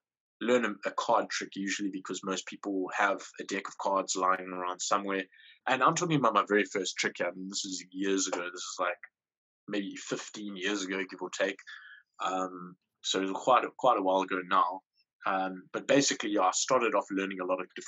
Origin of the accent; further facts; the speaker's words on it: Port Elizabeth, Eastern Cape, South Africa; I'm from South Africa. I'm from a place in South Africa called Port Elizabeth. It's like a big town, small city type of situation.